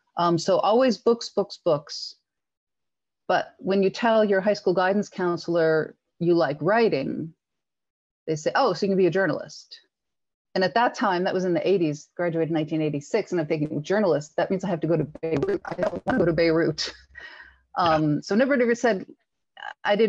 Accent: northern New Jersey, United States; I'm from New Jersey, and I currently live about 5 miles and just over the Watchung Mountains from where I grew up

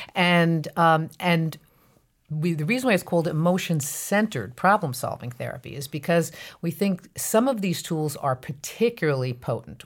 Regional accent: New Jersey Meadowlands, United States; I grew up in North Jersey in an area just outside of Manhattan called the known as the New Jersey Meadowlands

